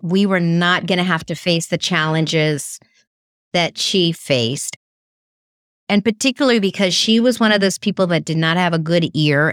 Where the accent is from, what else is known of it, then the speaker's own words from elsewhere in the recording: California, United States; sometimes people think I'm from New York, not California